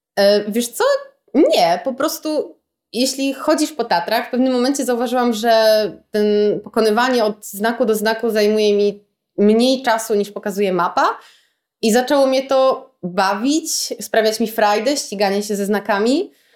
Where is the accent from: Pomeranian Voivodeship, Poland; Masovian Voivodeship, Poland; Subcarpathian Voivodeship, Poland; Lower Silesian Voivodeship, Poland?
Pomeranian Voivodeship, Poland; Gdynia; jestem z Gdyni i jak każdy gdynianin jestem taką bardzo lokalną patriotką i kocham to miasto.